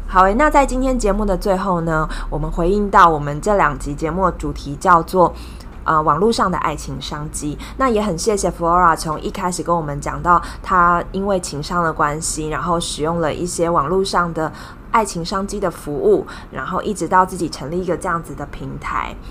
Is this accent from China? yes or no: no; Taiwan; 我们台湾人